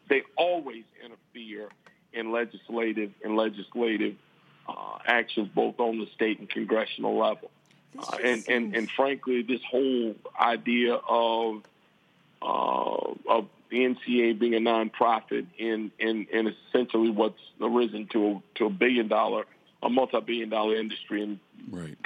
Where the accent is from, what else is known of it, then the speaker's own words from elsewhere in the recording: Alabama, United States; my home state, in the state of Alabama